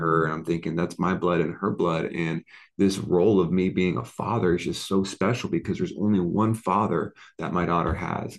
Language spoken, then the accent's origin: English; Oceanside, California, United States; moved away as an adult; now in Las Vegas, United States; I grew up in Oceanside, California. It's near ah, San Diego.